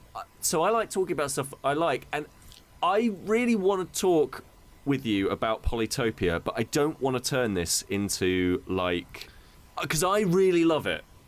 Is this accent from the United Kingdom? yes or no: yes; United Kingdom; as many a British person, I went to a C of E school